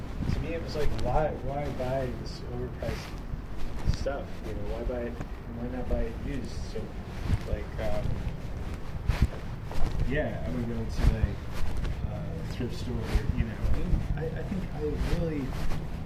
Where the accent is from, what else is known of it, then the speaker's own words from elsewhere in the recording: the South, United States; growing up in the South